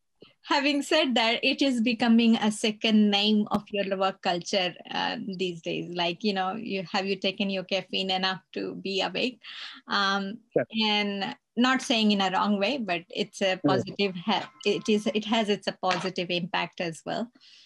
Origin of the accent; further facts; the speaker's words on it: India; now in Australia; I'm in Australia and I'm from India